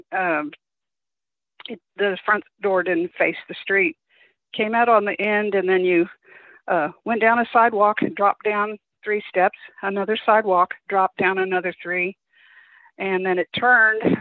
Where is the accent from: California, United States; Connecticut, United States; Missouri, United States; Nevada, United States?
Missouri, United States; Kansas City; moved away; I grew up in Kansas City, Missouri